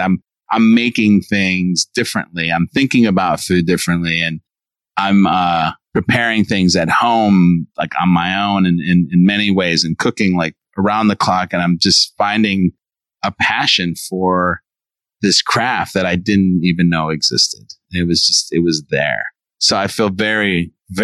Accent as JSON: {"language": "English", "town": "Chicago", "region": "Illinois", "country": "United States", "tie": "born or raised there", "moved": "yes", "said": "I grew up in Chicago, born and raised"}